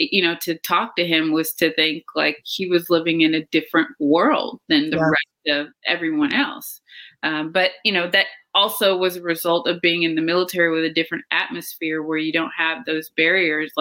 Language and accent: English; Cookeville, Tennessee, United States; my family unit growing up in Tennessee was my grandparents and my mom and my aunt and her two boys. So that was my family unit in Cookeville